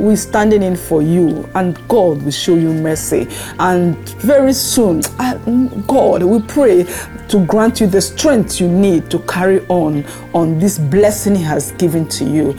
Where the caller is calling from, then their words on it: France; I'm calling from France